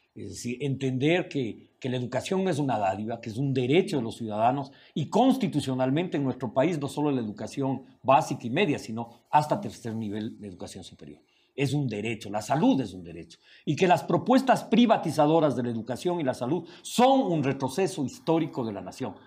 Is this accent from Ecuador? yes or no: yes; Ecuador